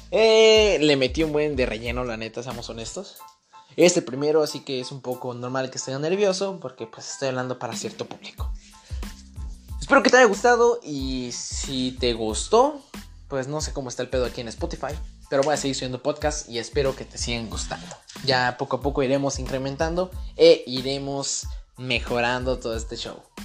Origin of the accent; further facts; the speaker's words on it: Irapuato, Guanajuato, Mexico; yo soy mexicano, soy de Irapuato, Guanajuato